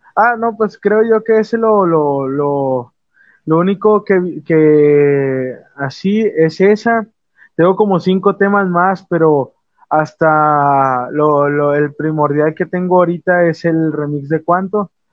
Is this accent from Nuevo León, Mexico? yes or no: yes; Monterrey, Nuevo León, Mexico; nacido aquí en Monterrey, tengo sangre de, de, Reynosa, Tamaulipas, pero soy nacido aquí en, aquí en Monterrey. Llevo toda mi vida aquí